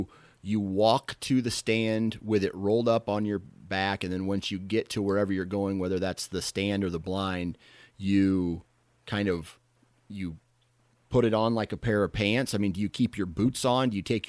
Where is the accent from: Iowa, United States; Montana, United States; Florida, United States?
Iowa, United States; You know, I'm from Iowa, so it can get down.